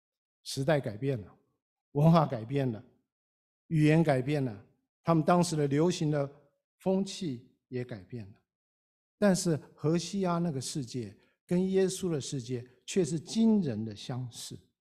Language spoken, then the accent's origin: Chinese; China; 我们中国人讲了几千年天人合一